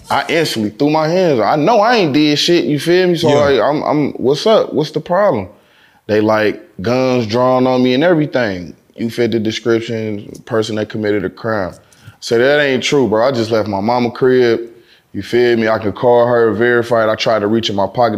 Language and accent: English; Detroit, Michigan, United States; I'm from Detroit